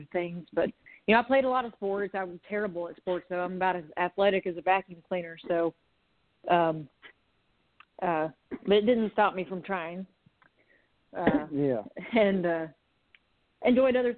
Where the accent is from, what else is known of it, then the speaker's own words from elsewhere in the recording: Conway, Arkansas, United States; also born or lived in Little Rock, Arkansas; I'm from Arkansas. I was born in Little Rock, and I grew up mainly in Conway, that's just outside of Little Rock